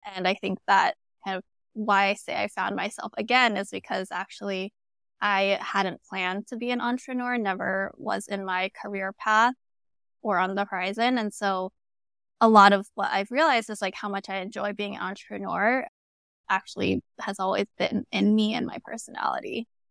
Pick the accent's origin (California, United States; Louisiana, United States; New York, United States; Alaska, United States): California, United States; Arcadia; I was in Arcadia, California, it's in the L A area